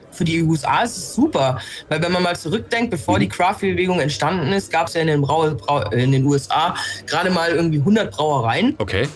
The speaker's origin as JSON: {"language": "German", "country": "Germany", "said": "bei uns in Deutschland"}